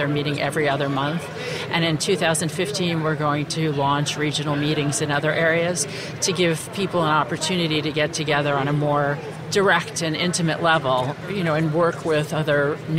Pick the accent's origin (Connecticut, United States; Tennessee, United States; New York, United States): Connecticut, United States; West Hartford; I've come from West Hartford, Connecticut. And as cool as it is in Houston today, it's much colder there.